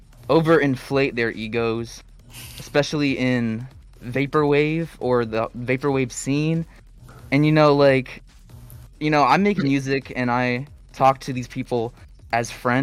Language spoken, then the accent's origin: English; Midwest, United States; I'm from the Midwest, and I've never heard this crap.